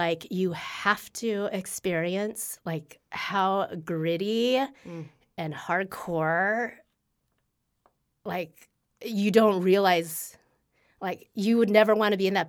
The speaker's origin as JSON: {"language": "English", "town": "Carmel", "region": "Indiana", "country": "United States", "tie": "born or raised there", "said": "my marathon PR is Carmel."}